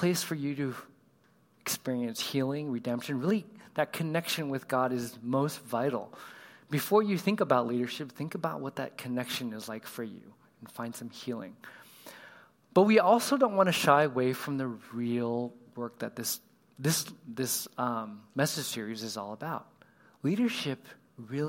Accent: Southern California, United States; I grew up in California. I don't know if anybody else has Southern California roots

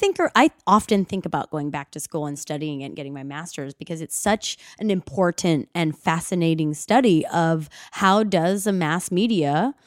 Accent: Los Angeles, California, United States; And I'm from the Valley.

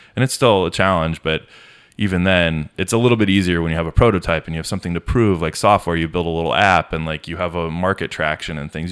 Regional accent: Denver, Colorado, United States; moved away as an adult; also born or lived in Los Angeles / Orange County; I grew up in a master plan community outside of Denver, like South Denver metro area

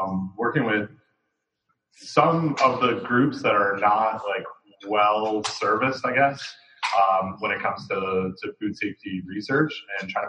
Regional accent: Toronto, Ontario, Canada; moved away as an adult; also born or lived in Windsor, Ontario; now in Raleigh, United States; I'm from Toronto originally.

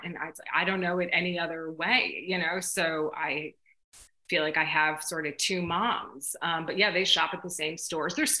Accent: Wayne, New Jersey, United States; moved away as an adult; also born or lived in Glen Ridge, New Jersey; now in Chicago, United States; I was born in Glen Ridge, but raised in Wayne. So that's where I spent, you know, my whole upbringing pretty much

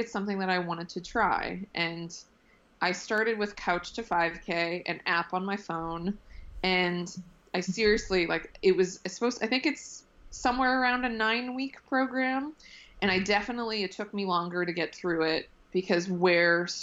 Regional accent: south of Boston, Massachusetts, United States; now in Brooklyn, United States; I'm originally from just a little bit outside of Boston, south of Boston

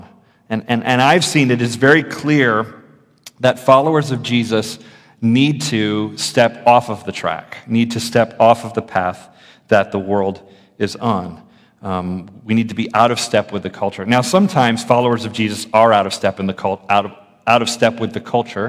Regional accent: Florida, United States; I grew up in the public schools in Florida

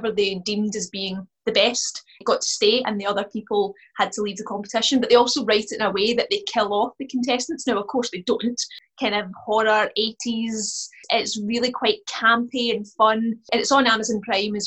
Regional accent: west of Scotland, United Kingdom; part of being Scottish and particularly from the west of Scotland

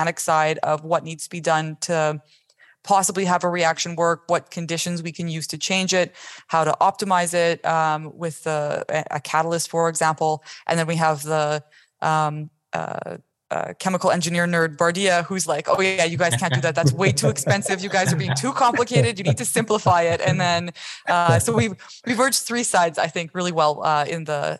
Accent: Canada; I'm from Canada, and in like elementary school, I was into the science fair

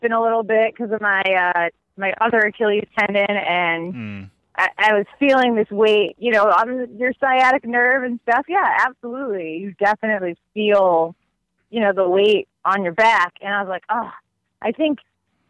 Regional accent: Massachusetts, United States; we're from Massachusetts

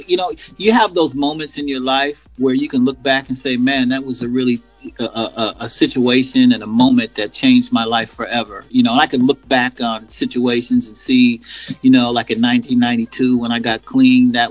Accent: Seattle, Washington, United States; also born or lived in California; I'm from Seattle, Washington. I've been, you know, here all my life

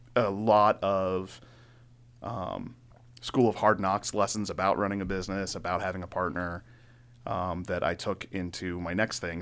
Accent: Laurel, Maryland, United States; also born or lived in Carroll County, Maryland; I grew up in Maryland. I was in, uh, Laurel most of my life.

